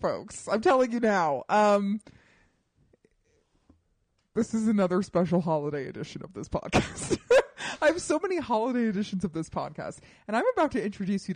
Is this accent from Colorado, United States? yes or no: yes; Colorado, United States; I grew up in Colorado